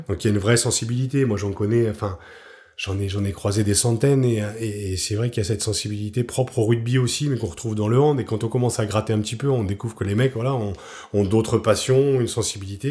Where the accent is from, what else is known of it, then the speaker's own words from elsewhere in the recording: Picardy, Hauts-de-France, France; moved away as an adult; also born or lived in Paris; je suis un peu cliché du Picard qui débarque à Paris